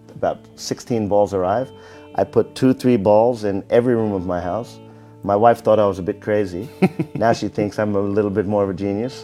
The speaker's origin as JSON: {"language": "English", "country": "United States", "moved": "yes", "said": "I'm from America"}